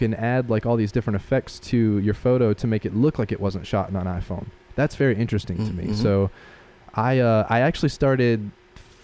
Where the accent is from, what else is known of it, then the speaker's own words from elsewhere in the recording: Spartanburg, South Carolina, United States; now in Greenville, United States; I grew up in Spartanburg